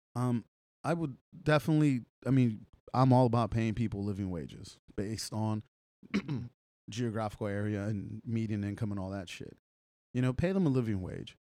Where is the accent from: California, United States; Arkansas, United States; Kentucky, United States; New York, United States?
California, United States; Los Angeles; moved away; growing up in Los Angeles